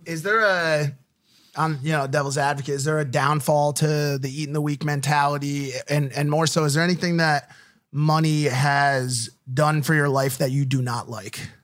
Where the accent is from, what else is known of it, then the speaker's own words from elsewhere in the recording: United States; we're from America